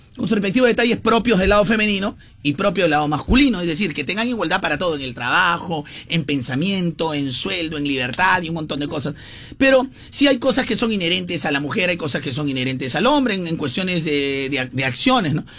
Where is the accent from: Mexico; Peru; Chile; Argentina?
Peru; somos así en el Perú